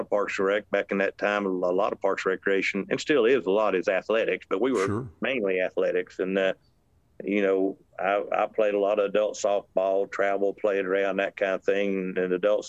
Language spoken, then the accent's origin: English; Blount County, Tennessee, United States; I grew up in Blount County, lifetime resident of this area